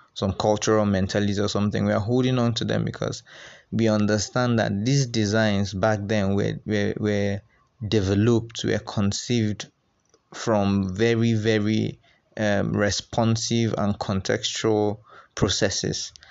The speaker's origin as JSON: {"language": "English", "country": "Nigeria", "said": "us as young Nigerian architects"}